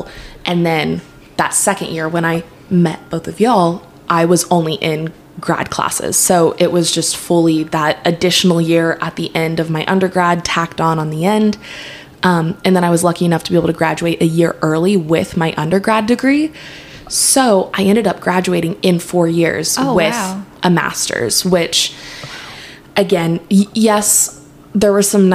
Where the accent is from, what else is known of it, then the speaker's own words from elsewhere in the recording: Dallas, Texas, United States; I grew up in Dallas